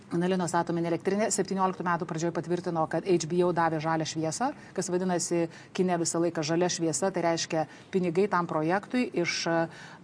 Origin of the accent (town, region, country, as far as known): Lithuania